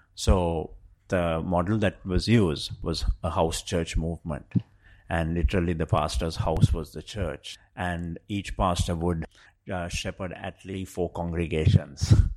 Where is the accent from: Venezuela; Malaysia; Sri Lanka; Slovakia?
Sri Lanka; moved away as an adult; also born or lived in Colombo, Sri Lanka; now in London, United Kingdom; I come from Sri Lanka.